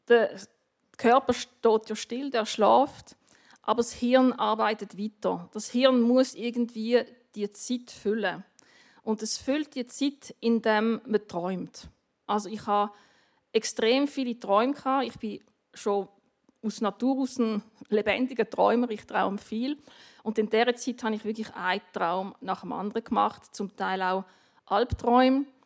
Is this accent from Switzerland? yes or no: yes; Basel, Basel-Stadt, Switzerland; Meine Eltern haben in Basel gewohnt, ich, habe, ich bin in Basel aufgewachsen.